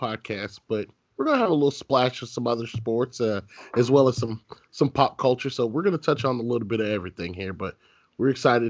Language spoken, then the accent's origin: English; Knoxville, Tennessee, United States; I'm from Knoxville, Tennessee.